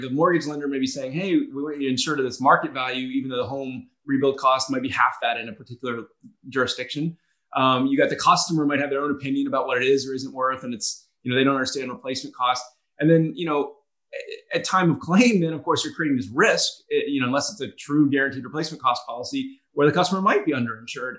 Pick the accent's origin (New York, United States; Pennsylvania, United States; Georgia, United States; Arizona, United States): Georgia, United States; Atlanta; also born or lived in North Carolina / Boston; now in Charleston, United States; I, actually went to college in uh, in North Carolina and grew up in Atlanta